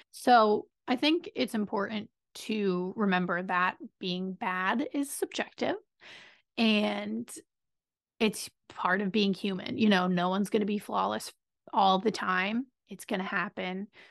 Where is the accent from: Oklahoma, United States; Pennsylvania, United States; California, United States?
Pennsylvania, United States; I'm from Pennsylvania.